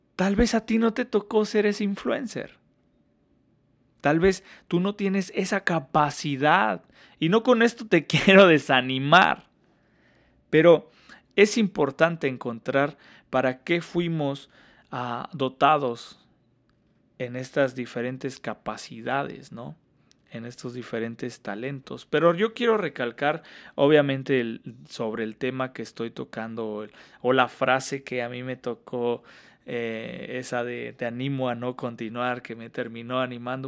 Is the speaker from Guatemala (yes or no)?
no; Hidalgo, Mexico; moved away as an adult; also born or lived in Washington State, United States; now in Washington, United States; yo soy del centro de México, para ser más exactos de Hidalgo